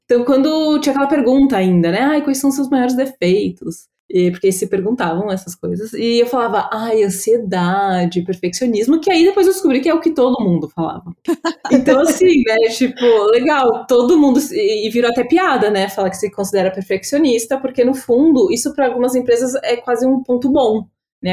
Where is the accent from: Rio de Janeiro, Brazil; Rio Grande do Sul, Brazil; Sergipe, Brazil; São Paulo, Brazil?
São Paulo, Brazil; eu sou de São Paulo